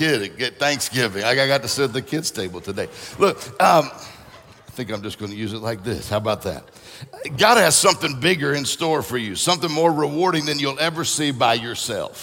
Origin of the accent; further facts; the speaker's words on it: Mississippi, United States; also born or lived in Florida; now in Michigan, United States; I'm from Mississippi, lived in Florida, that's it. And now I'm in Michigan